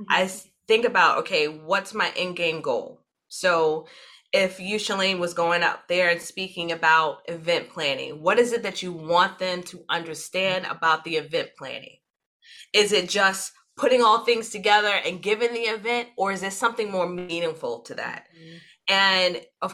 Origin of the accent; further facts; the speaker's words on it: New York City, New York, United States; when you are born and raised in New York City, no other place exists but New York City